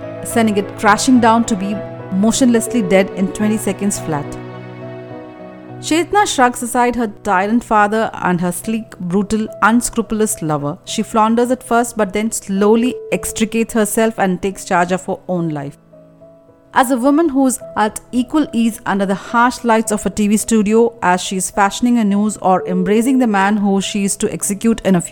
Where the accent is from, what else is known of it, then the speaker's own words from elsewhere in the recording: India; as an Indian